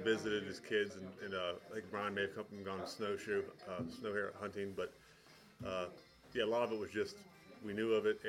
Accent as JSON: {"language": "English", "town": "Helvetia", "region": "West Virginia", "country": "United States", "tie": "born or raised there", "said": "I grew up in Helvetia, a really small town in Randolph County"}